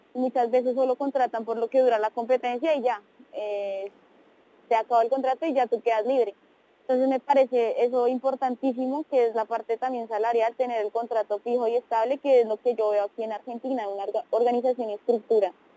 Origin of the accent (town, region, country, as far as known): Colombia; moved away